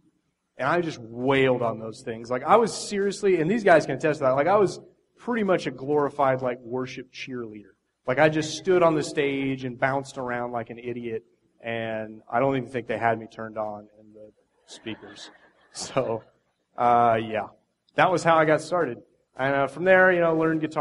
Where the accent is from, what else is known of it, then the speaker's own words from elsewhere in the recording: Indiana, United States; moved away as an adult; I grew up 20 years in Indiana. I was there for the first 20 years of my life.